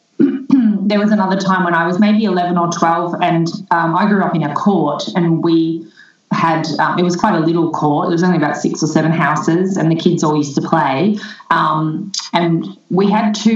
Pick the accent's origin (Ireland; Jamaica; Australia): Australia; Melbourne, Victoria; I grew up in Melbourne, and I'm back living in Melbourne now.